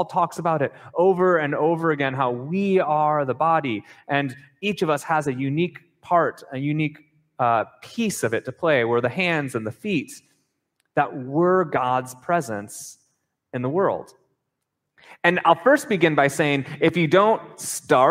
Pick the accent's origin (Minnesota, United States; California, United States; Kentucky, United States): Minnesota, United States; moved away as an adult; also born or lived in North Carolina; I grew up in Minnesota